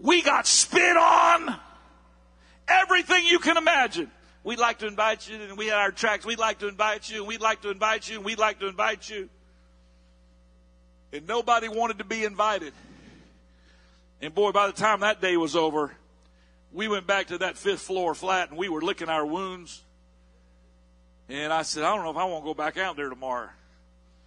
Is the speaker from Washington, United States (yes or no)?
no; Palm Bay, Florida, United States; here I am from Palm Bay, Florida